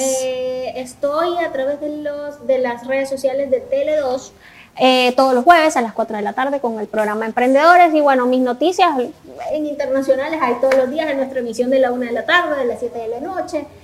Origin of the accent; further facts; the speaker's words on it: Venezuela; now in El Salvador; lo que puedo percibir como venezolana